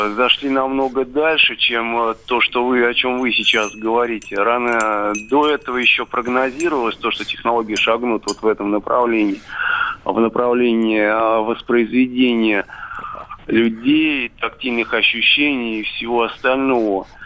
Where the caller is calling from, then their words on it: Moscow, Russia; я из Москвы.